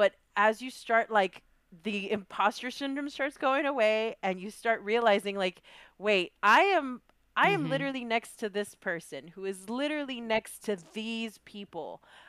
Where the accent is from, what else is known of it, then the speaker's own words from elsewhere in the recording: Chicago, Illinois, United States; because I come from Bronzeville and I'm like, yo, I don't even think they know where I live.